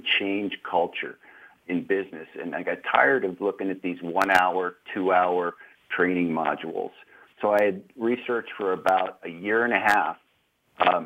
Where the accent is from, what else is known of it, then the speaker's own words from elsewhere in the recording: Southern California, United States; my life started out in Southern California